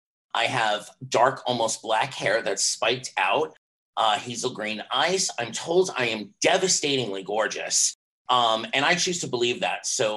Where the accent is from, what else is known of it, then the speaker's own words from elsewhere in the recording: Miami, Florida, United States; like the beer, not the virus. I am from Miami, Florida